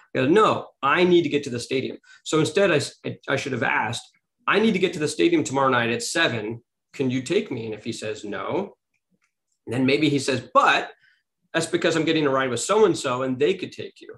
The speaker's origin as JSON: {"language": "English", "town": "Beverly Hills", "region": "California", "country": "United States", "tie": "born or raised there", "said": "I grew up in Beverly Hills, California"}